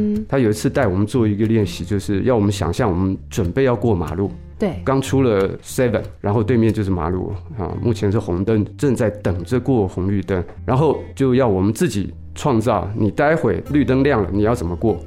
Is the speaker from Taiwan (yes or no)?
yes; Taipei, Taiwan; 经过南门国中，那是我，我自己的国中啊